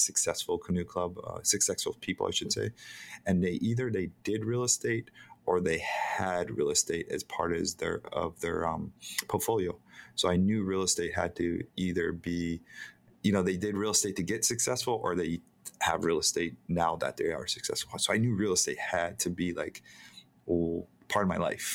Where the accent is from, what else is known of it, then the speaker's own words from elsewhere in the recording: Hilo, Hawaii, United States; I'm born and raised in Hawaii. I was born on a pot farm in Hilo